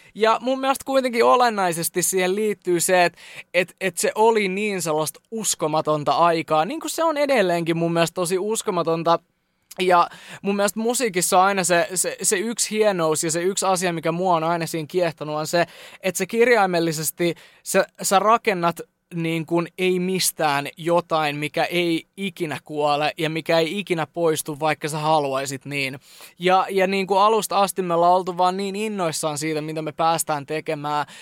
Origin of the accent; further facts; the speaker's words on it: Jyväskylä, Central Finland, Finland; Me ollaan Jyväskylästä ja nyt me ollaan yhtäkkiä Lontoos.